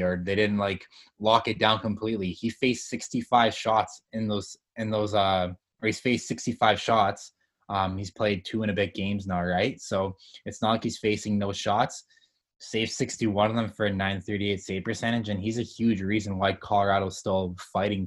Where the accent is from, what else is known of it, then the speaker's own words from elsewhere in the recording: Winnipeg, Manitoba, Canada; I'm living in Winnipeg too right now. I'm born and raised in Winnipeg